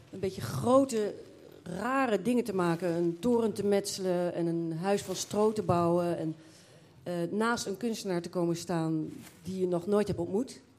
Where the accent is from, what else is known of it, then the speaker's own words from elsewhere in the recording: The Hague, South Holland, Netherlands; moved away as an adult; also born or lived in Waal area; niet uit Amersfoort, ik kom uit Den Haag.